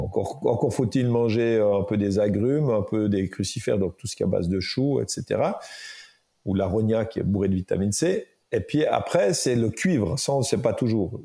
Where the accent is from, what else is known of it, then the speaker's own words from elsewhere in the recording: Jura, Switzerland; je viens du Jura